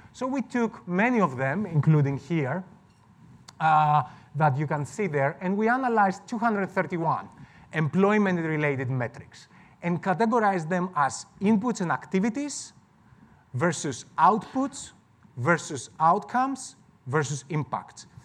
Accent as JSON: {"language": "English", "country": "Greece", "moved": "yes", "said": "I'm from Greece originally."}